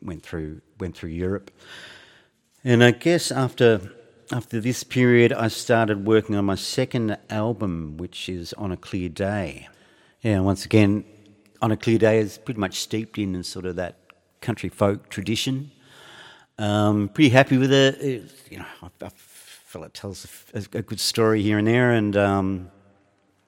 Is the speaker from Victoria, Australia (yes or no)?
yes; Geelong, Victoria, Australia; now in Fremantle, Australia; I left my hometown of Geelong in the 80s